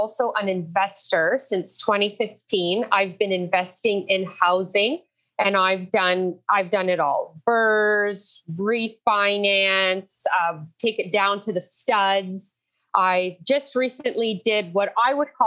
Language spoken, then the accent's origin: English; Windsor, Ontario, Canada; I was born and raised in Windsor, Ontario.